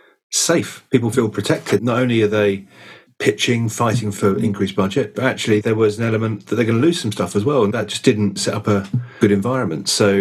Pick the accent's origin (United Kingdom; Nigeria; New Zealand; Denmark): United Kingdom; maybe we're very British, it's a very difficult thing for people to talk about.